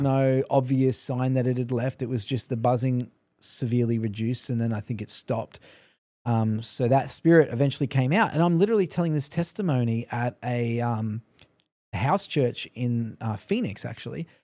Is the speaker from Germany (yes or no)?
no; Australia; moved away; also born or lived in Canada; I think God sent me as an Australian to Canada